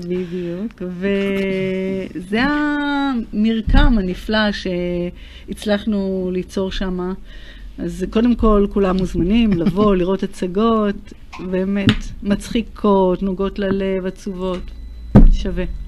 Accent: Tel Aviv, Tel Aviv District, Israel; נולדתי בתל אביב אה, ליד הים

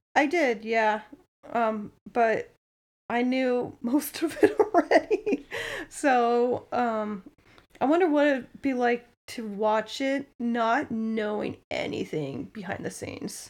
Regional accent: Danville, Iowa, United States; I grew up in Danville, Iowa.

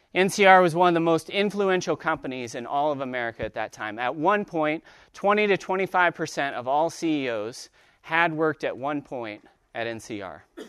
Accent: Dayton, Ohio, United States; I'm from Dayton, Ohio

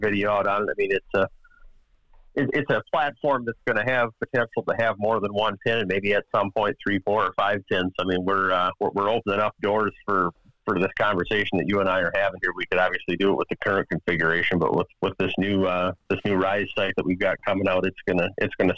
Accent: Wisconsin, United States; I grew up here in Wisconsin.

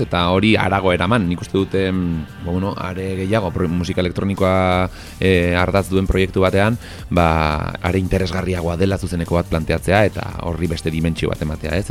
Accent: Arbizu, Navarre, Spain; ni arbizuarra naiz

